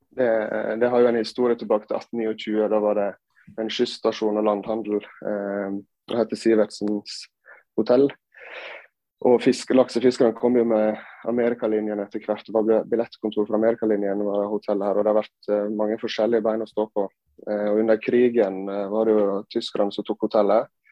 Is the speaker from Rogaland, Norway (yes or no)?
no; Sandane, Vestland, Norway; also born or lived in Gran Canaria, Spain / Førde / Oslo; Jeg er jo da oppvokst på eh, Gloppen hotell